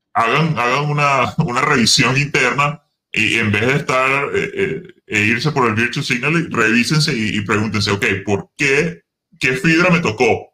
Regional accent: Venezuela; now in United States

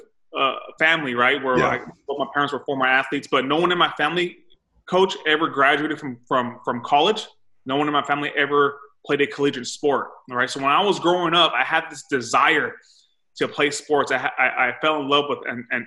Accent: Salinas Valley, Monterey County, Central California, United States; So I'm from California. I'm Central California in the Monterey County. I grew up in the valley. It's called the Salinas Valley

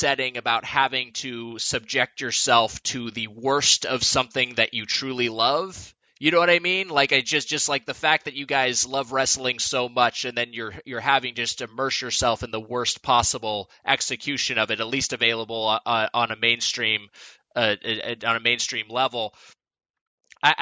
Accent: Southern California, United States; I've born and raised in Southern California, and I've never really, I've rarely left

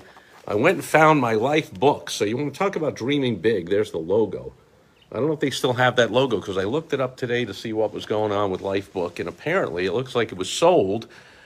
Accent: East Coast, United States; moved away; also born or lived in Chicago area; I grew up on the East Coast where, you know, a lot of the places I lived, we had a view

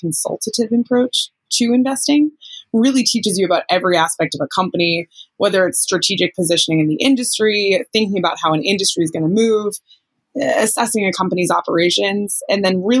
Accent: just outside of Boston, Massachusetts, United States; I grew up just outside of Boston

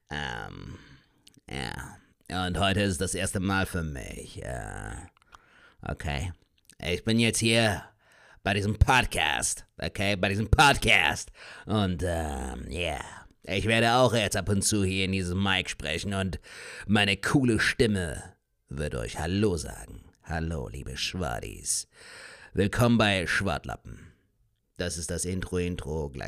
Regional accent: United States; German is a second language; Ich komme eigentlich aus Amerika, USA, you know.

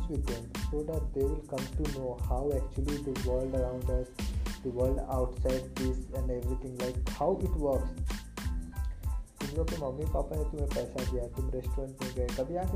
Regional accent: Bihar, India; also born or lived in Mumbai / Pune; basically मैं बिहार से हूँ मतलब bot and born of Bihar but right रहा हूँ डिसाइडिंग मुंबई तो पुणे में बहुत जगह रहा

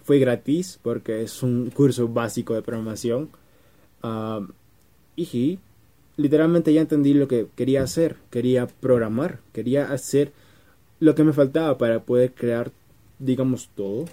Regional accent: Peru; En mi país, Perú, es escuela secundaria

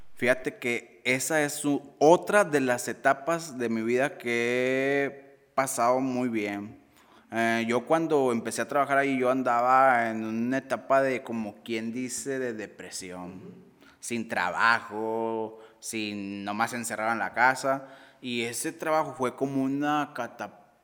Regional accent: Sabinas, Coahuila, Mexico

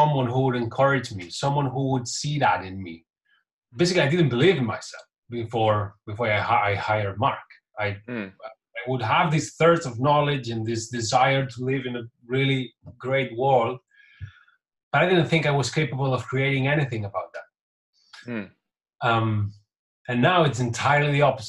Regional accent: Catalonia, Spain; first language Catalan; English is a second language; My mother tongue is Catalan, which is a language different from Spanish, very similar, but there are two different languages.

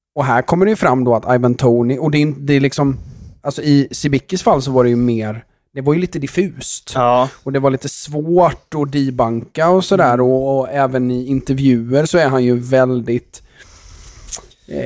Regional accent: Sweden; vi som är svenskar

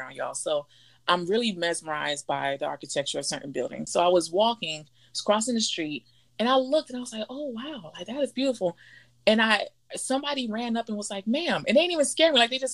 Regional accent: Miami, Florida, United States; moved away; being born and raised in Miami

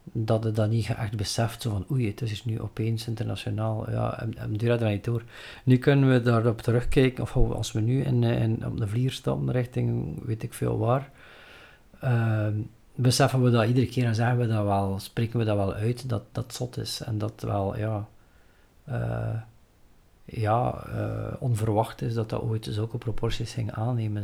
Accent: Flanders, Belgium; we zijn Belgen, we zijn, we zijn Vlaming

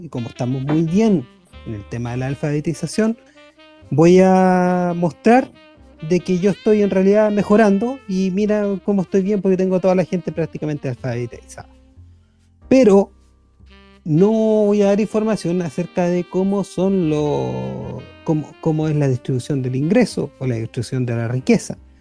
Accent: Chile

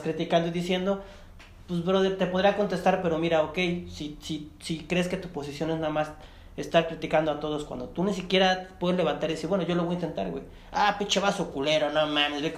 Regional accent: Chiapas, Mexico; yo soy de Chiapas

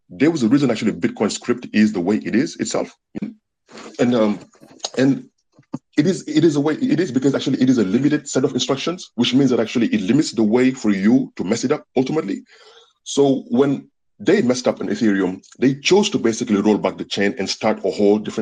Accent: California, United States; also born or lived in Senegal; I'm originally from Senegal, from West Africa, but I grew up in America, mostly California

